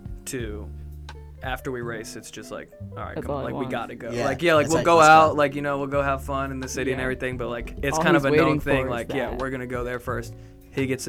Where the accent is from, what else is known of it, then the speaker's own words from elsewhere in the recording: New York, United States; moved away as an adult; now in Durham, United States; I'm from New York.